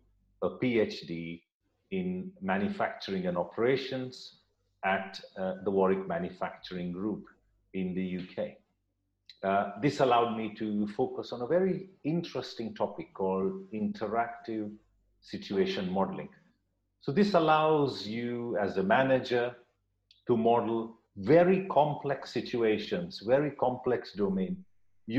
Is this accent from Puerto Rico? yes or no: no; India; moved away as an adult; also born or lived in United States / York, United Kingdom; now in Durham, United Kingdom; I was born in India